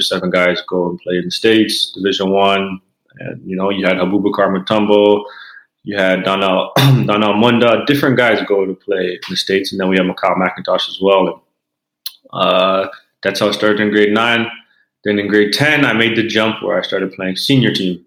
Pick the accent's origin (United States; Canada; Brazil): Canada; being a Canadian kid